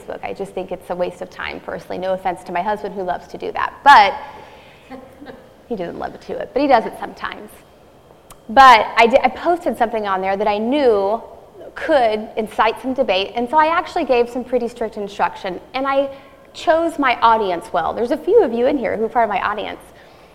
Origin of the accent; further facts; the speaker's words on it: Indiana, United States; moved away; We are from Indiana, all of our family lives there